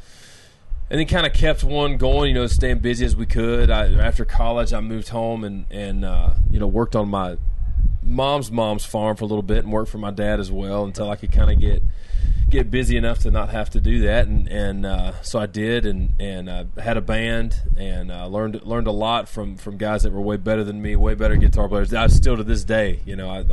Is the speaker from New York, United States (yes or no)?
no; Center Ridge, Arkansas, United States; also born or lived in South Florida; I'm from Conway County, Center Ridge, Arkansas.